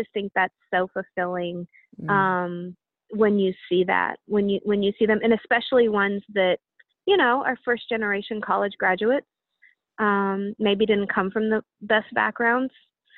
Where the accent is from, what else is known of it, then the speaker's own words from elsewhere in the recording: Indiana, United States; we both spent time growing up in Indiana.